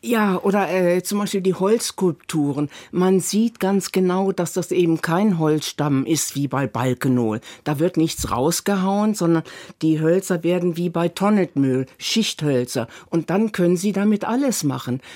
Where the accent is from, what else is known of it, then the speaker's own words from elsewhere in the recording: Northern Germany, Germany; ich komme ja aus Norddeutschland